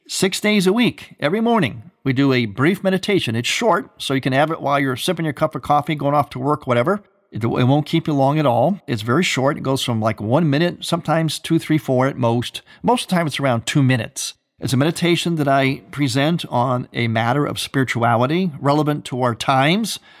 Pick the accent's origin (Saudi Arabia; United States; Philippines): United States; Ohio; moved away; my home state, Ohio